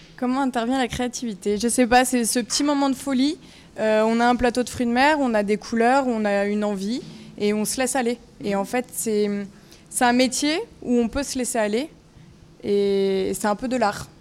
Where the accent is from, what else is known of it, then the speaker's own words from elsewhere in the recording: Vallée de Chevreuse, Île-de-France, France; je viens de la vallée de Chevreuse